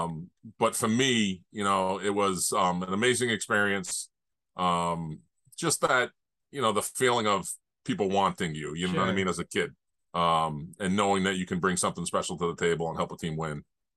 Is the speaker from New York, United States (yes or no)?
no; Rhode Island, United States; growing up in Rhode Island